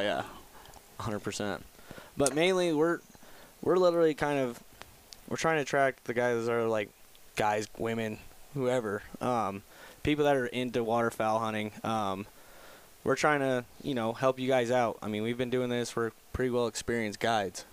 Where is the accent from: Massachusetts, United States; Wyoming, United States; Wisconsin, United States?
Wyoming, United States; I'm actually originally from Wyoming